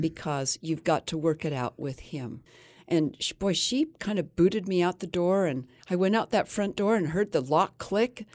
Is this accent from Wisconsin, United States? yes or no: no; Fillmore, Utah, United States; I was raised in Fillmore, Utah